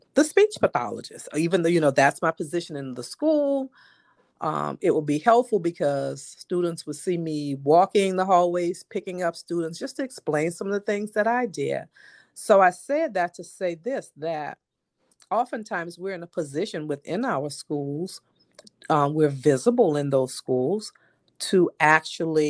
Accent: New Orleans, Louisiana, United States; I grew up here in New Orleans, of course, and, you know, I went away to school and came back home.

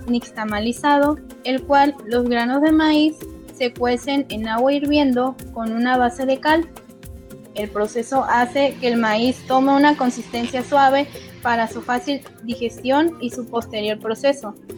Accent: Mexico; nos representa como mexicanos

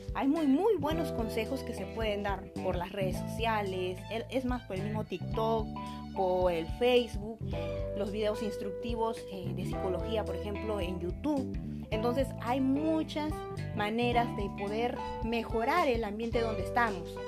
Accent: Peru; nos dejan mal como peruanos

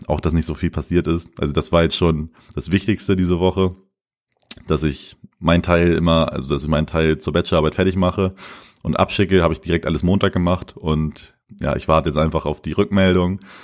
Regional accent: Lemförde, Lower Saxony, Germany; moved away as an adult; in Lenförden, also in meiner Heimat

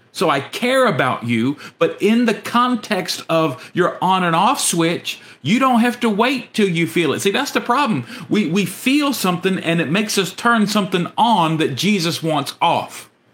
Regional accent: United States; our American citizenship

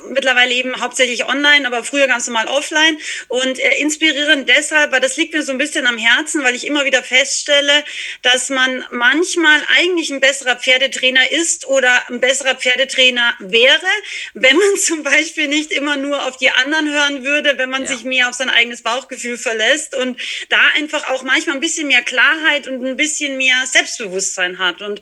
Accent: Austria; now in Germany; ich bin die …, ich bin ursprünglich aus Österreich, lebe aber schon, boah, ich weiß gar nicht, 15 Jahre bestimmt oder länger in Bayern. Also bin Wahlbayerin sozusagen

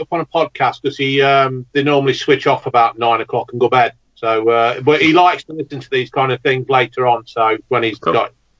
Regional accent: England, United Kingdom; I'm English.

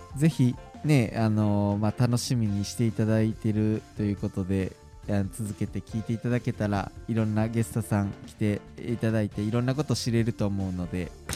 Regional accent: Nara, Japan; moved away; 僕奈良県の出身で奈良では結構せせり食べれたんですけど

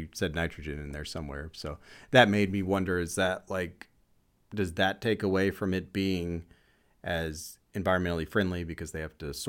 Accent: United States

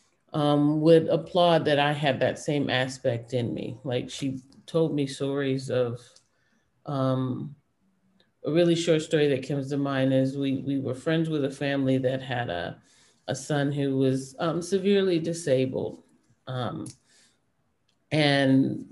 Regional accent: Detroit, Michigan, United States; I grew up in Detroit, but my family was all from Florida.

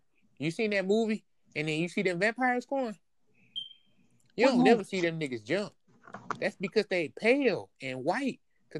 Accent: United States; I'm from America, bro. I speak American.

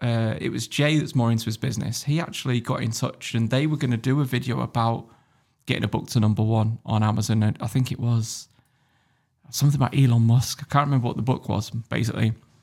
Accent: Germany; born there; also born or lived in United Kingdom; I was born in Germany, lived in Germany for a couple of years

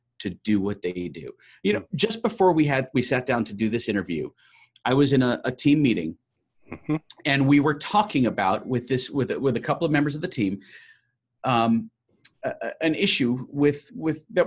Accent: New York, United States; I'm a New Yorker, so I'm pretty hardcore

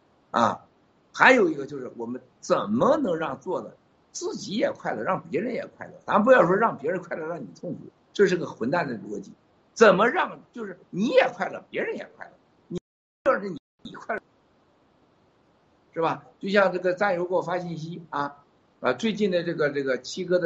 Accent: Taiwan; 西藏人现在回来要当西藏人，我们台湾人要当台湾人，大陆人能当大陆人呢？

